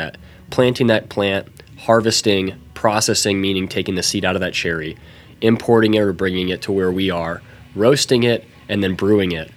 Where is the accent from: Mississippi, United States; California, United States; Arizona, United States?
Arizona, United States; I was born and raised in Arizona